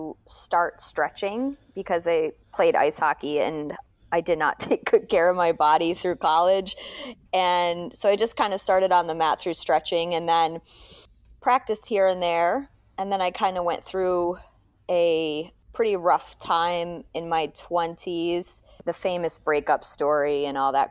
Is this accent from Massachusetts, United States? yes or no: yes; the Berkshires, Massachusetts, United States; moved away; I grew up in the Berkshires of Massachusetts